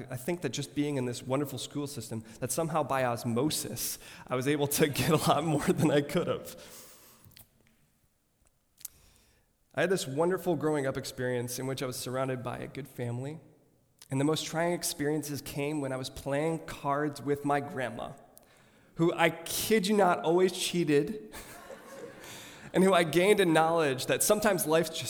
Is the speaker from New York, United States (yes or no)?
no; Rochester Hills, Michigan, United States; I grew up in Rochester Hills, Michigan, an upper-class suburb